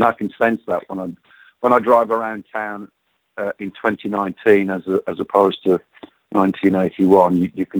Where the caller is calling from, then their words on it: Phoenix, Arizona, United States; I'm calling you from my beautiful home in Paradise Valley in Phoenix, where it's just hit 100 degrees.